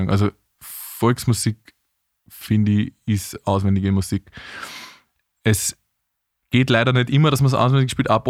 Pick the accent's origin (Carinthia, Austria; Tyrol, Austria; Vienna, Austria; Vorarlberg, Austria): Vienna, Austria; aber ich bin ja Wiener. Das ist ja auch eine Seltenheit.